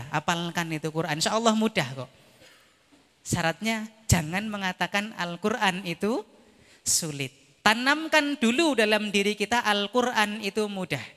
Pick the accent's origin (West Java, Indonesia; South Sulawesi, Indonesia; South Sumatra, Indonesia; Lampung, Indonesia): Lampung, Indonesia; also born or lived in Java; saya aslinya Lampung. Saya dari Jawa ke Lampung itu kalau pulang